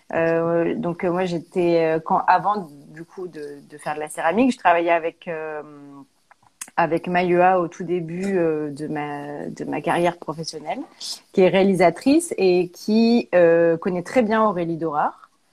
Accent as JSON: {"language": "French", "region": "Auvergne-Rhône-Alpes", "country": "France", "tie": "born or raised there", "also_born_or_lived": "Paris", "moved": "as an adult", "said": "on est originaire d'Auvergne"}